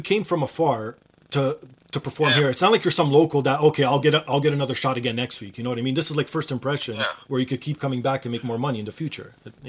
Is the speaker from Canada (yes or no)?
yes; Toronto, Ontario, Canada; I was born and raised in Toronto